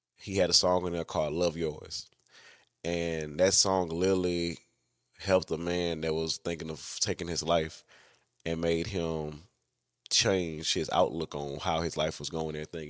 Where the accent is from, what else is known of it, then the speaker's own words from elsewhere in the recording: Louisiana, United States; I'm from Louisiana